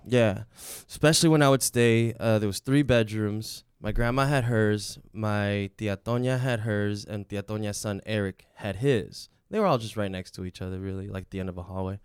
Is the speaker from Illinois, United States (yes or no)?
yes; Chicago, Illinois, United States; also born or lived in Mexico; I was raised here in Chicago, I was born in Mexico.